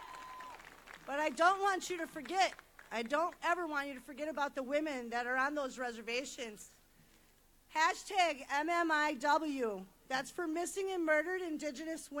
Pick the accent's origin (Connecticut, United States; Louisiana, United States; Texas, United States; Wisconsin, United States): Wisconsin, United States; Milwaukee; I'm born and raised in Milwaukee, Wisconsin.